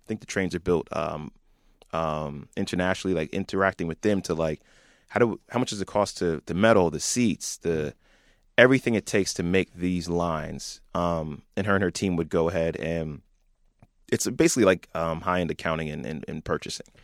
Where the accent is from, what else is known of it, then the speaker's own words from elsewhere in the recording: Franklin, New Jersey, United States; we grew up in, like, the burbs, and you were always an interesting spot. We're forty minutes from New York, not too far from Delaware, close to Philly